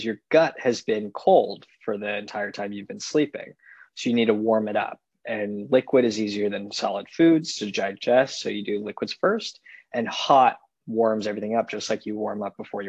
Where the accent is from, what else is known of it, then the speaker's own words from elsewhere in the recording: San Francisco, California, United States; moved away as an adult; also born or lived in Los Angeles / East Coast; now in Chicago, United States; And so I grew up in California, grew up in San Francisco, went to school in LA, and then went out to the East Coast for medical school. And then now I'm in Chicago.